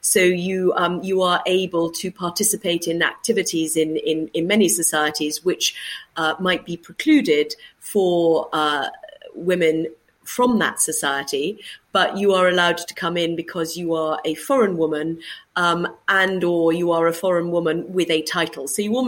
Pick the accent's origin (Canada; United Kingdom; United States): United Kingdom; As a British diplomat, I would have the ability to engage as a diplomat in the same way with the same groups of people